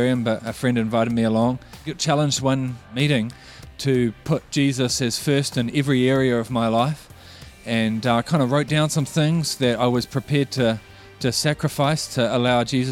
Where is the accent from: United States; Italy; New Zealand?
New Zealand; Auckland; I grew up in Auckland